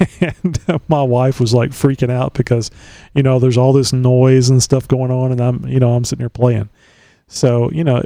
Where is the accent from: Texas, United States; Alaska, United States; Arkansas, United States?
Texas, United States; I've been here all my life